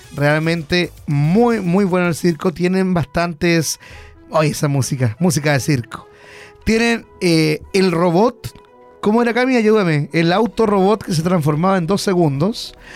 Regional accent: Hualpén, Biobío, Chile; yo soy de Hualpén, siempre he sido de Hualpén

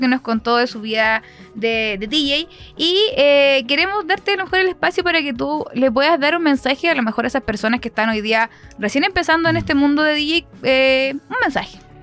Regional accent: San Pedro de la Paz, Biobío, Chile; Yo soy de San Pedro

